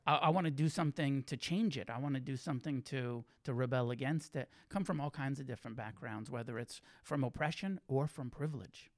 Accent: Santa Cruz, California, United States; also born or lived in Santa Fe, New Mexico / Taos, New Mexico; now in Los Angeles, United States; I grew up in Santa Cruz

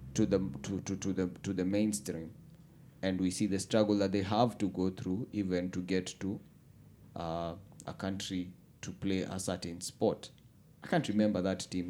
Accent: Kenya

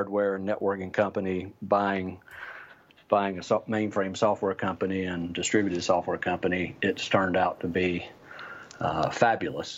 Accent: North Carolina, United States; moved away as an adult; now in San Francisco, United States; I live in San Francisco, but I'm not a native. I grew up in North Carolina

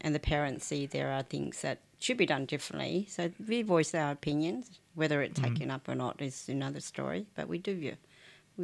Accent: Sydney, New South Wales, Australia; English is a second language; also born or lived in Vietnam; I came when I was 10, so I started in fifth class. So I did all my high school here

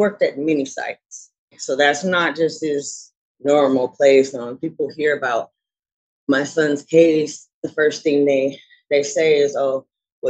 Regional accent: Portland, United States; I'm born and raised in Portland

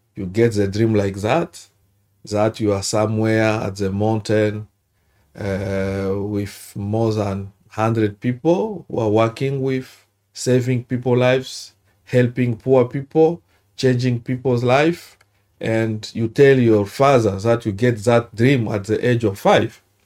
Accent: Bukavu, South Kivu, DR Congo; English is a second language; moved away as an adult; also born or lived in Luvungi, South Kivu; now in Australia; I'm from Democratic Republic of Congo

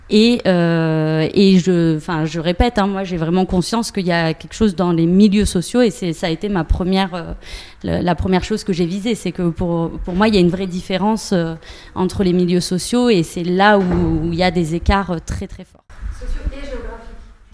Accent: Montpellier, Occitania, France; Je viens de Montpellier

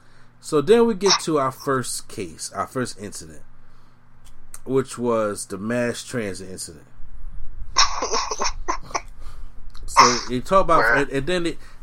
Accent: the South, United States; moved away; I am from the South. You know, my whole family's from the South, so I know.

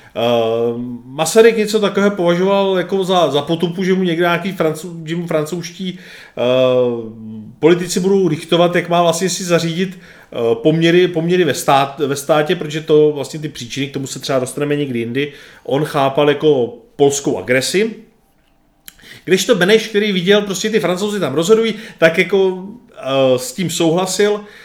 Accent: Czechia; Tady u nás v Čechách

